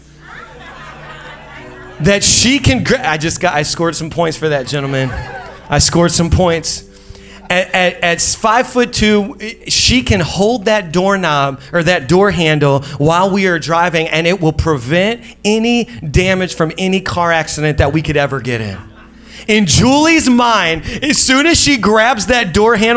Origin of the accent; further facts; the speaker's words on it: Indiana, United States; moved away; We're originally from Indiana